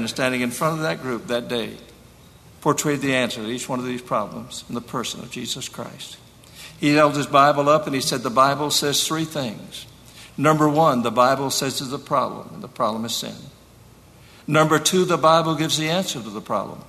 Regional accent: Sumter, South Carolina, United States; moved away as an adult; also born or lived in Ridgewood, New Jersey; my own life growing up in Sumter, South Carolina, as a boy of 14

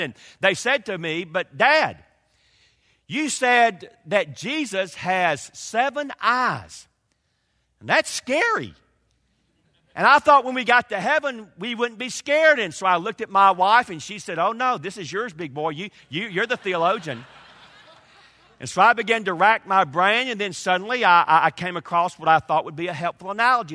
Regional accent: Georgia, United States; also born or lived in Kentucky; now in North Carolina, United States; I grew up in Georgia.

